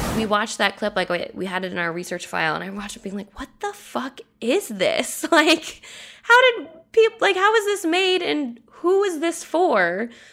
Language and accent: English; United States; Americans, we probably don't even realize how much violence we're seeing every day because it's just something we've grown up with at this point.